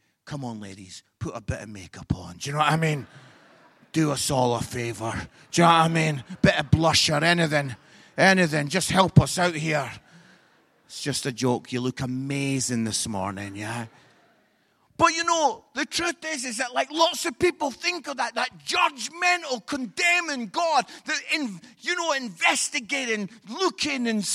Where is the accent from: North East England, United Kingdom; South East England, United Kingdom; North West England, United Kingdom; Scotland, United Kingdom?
Scotland, United Kingdom; Edinburgh; I'm from Edinburgh.